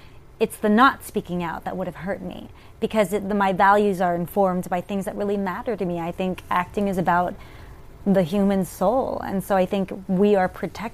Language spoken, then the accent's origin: English; Richmond, Virginia, United States; moved away as an adult; also born or lived in New York; I grew up in Richmond, Virginia, as a theater kid